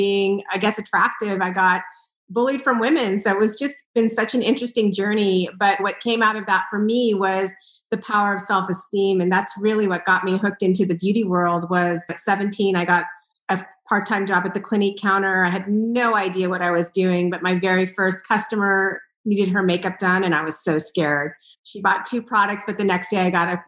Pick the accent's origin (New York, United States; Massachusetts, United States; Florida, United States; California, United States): California, United States; San Diego; I grew up in San Diego